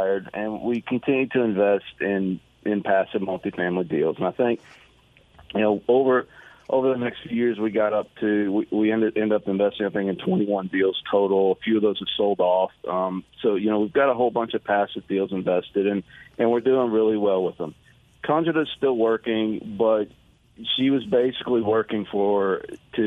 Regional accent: Knoxville, Tennessee, United States; now in Houston, United States; I'm from Knoxville. That's home to me.

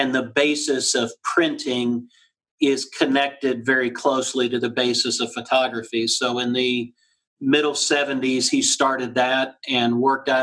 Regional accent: Florida, United States; moved away as an adult; now in Columbus, United States; I grew up in Florida

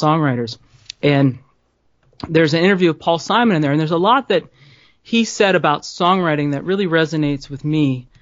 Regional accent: New Orleans, Louisiana, United States; I grew up in New Orleans

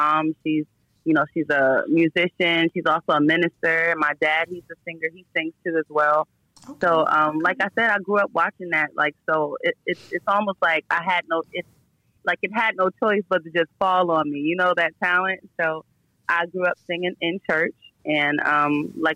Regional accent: the South, United States; I spent a lot of my time growing up in the South

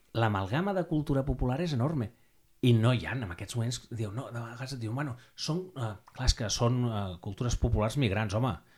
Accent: Barcelona, Catalonia, Spain; Nosaltres som Sant Andreu del Palomar

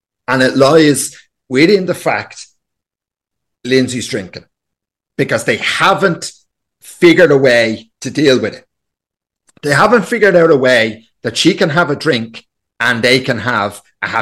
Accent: Ireland

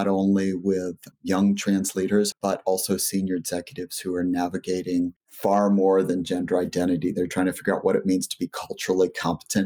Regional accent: rural Southwest Texas, United States; I was raised in Texas

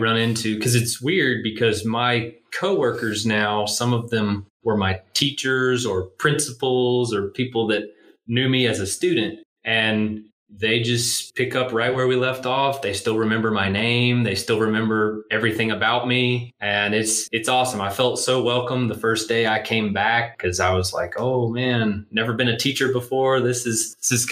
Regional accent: Denver, North Carolina, United States; I'm originally from the Denver area

